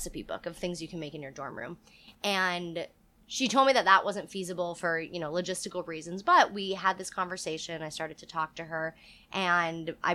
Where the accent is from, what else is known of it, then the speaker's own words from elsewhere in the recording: Florida, United States; moved away as an adult; I grew up in Florida